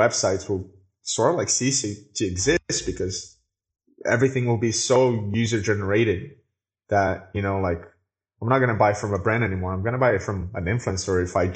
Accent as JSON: {"language": "English", "country": "Brazil", "said": "I am from Brazil, so the internet here took a little bit longer to get here"}